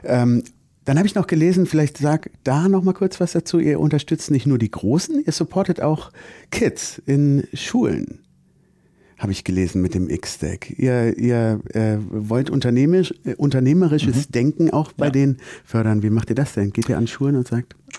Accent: Germany; bei uns in Deutschland

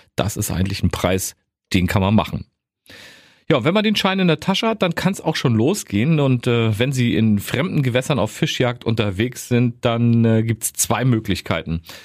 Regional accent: Mecklenburg-Vorpommern, Germany; bei uns in Mecklenburg-Vorpommern

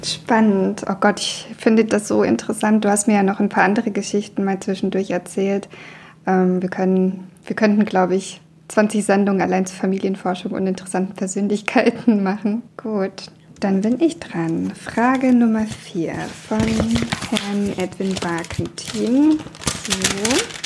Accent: Buchen, Baden-Württemberg, Germany; first language Russian; moved away as an adult; also born or lived in Russia; now in Mannheim, Germany; In Buchen, wo ich aufgewachsen bin, wird ja auch so ein Dialekt gesprochen. Also Buchen gehört zu Baden.

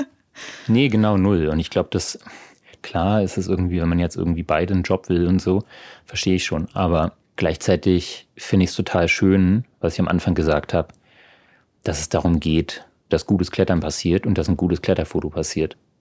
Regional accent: Berlin, Germany; moved away as an adult; now in Freiburg, Germany; meinen Geburtsort Berlin liebe und jedes Mal, wenn ich wieder da bin, auch immer wieder auch einfach nur zu Hause bin

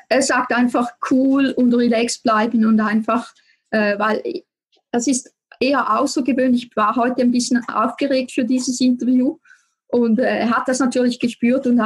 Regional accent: Switzerland; now in Appenzellerland, Switzerland; man hört es ganz sicher, ich komme aus der Schweiz, ich wohne im Appenzellerland.

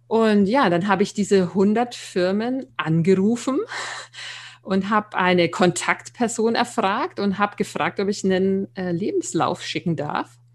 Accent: Nuremberg, Bavaria, Germany; Ja, ich ähm, bin äh, 41 Jahre alt, ähm, komme ursprünglich aus Nürnberg, was man vielleicht auch hört.

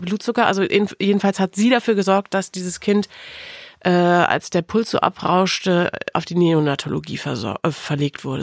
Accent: Osnabrück, Lower Saxony, Germany; also born or lived in Melle; In Wirklichkeit bin ich aufgewachsen in der Weltstadt Osnabrück

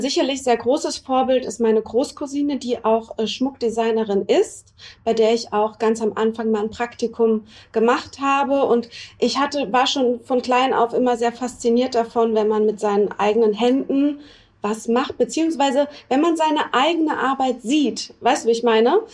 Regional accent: Freiburg, Baden-Württemberg, Germany; moved away as an adult; also born or lived in New York; now in Düsseldorf, Germany; ich komme gebürtig aus Freiburg

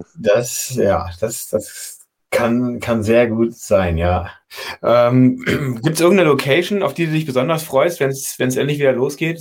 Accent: Berlin, Germany; also born or lived in Freiberg, Saxony; als Berliner

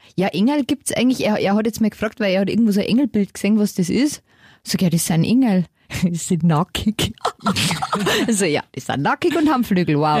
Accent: Lower Bavaria, Germany; ich komme aus Niederbayern

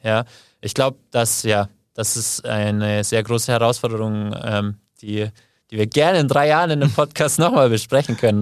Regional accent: Kaufbeuren, Bavaria, Germany; moved away as an adult; also born or lived in Argentina; now in Munich, Germany; Ich komme eigentlich aus dem Allgäu, aus Kaufbeuren. Da bin ich aufgewachsen, 18 Jahre lang

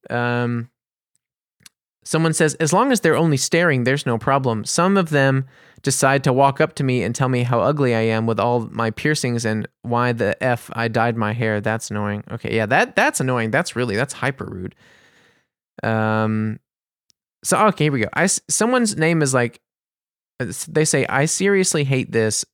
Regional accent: New Orleans, Louisiana, United States; now in Germany; I'm American. I'm from New Orleans

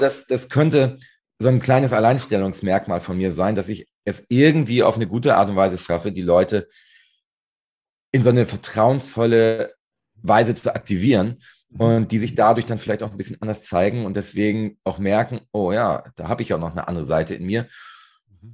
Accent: Northern Germany, Germany; ich komme ja aus Norddeutschland, direkt hier an der schönen Ostsee

